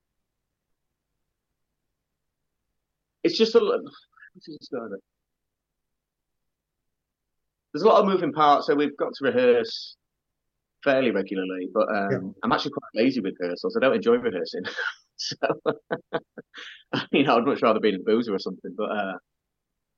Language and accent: English; Doncaster, Yorkshire and the Humber, United Kingdom; when I was growing up in Doncaster.